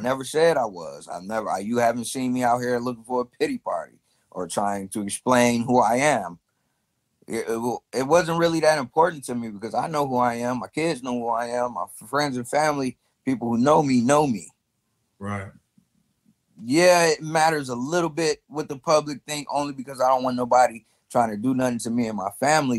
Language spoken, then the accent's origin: English; Chicago, Illinois, United States; I'm from North Side Chicago